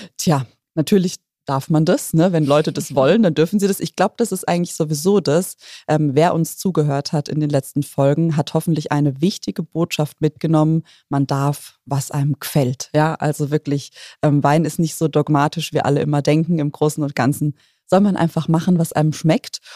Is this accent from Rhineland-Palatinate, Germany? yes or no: yes; Rhineland-Palatinate, Germany; bei uns in der Pfalz